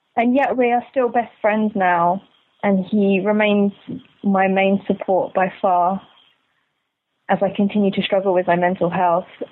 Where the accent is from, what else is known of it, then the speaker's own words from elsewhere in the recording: London, United Kingdom; I'm 24, I'm from London